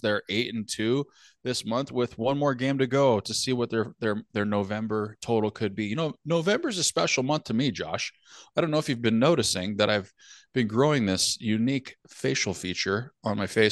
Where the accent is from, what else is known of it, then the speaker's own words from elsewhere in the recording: California, United States; now in northern United States; I grew up in California, obviously played hockey there, never had an issue